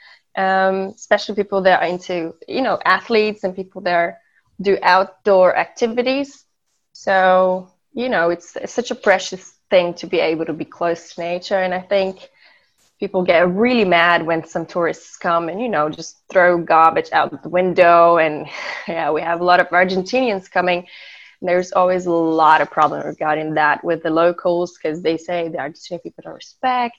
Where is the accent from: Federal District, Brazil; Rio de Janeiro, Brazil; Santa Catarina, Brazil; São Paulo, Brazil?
Santa Catarina, Brazil; Florianópolis; English is a second language; also born or lived in Germany / Austria; I was born and raised in Florianópolis.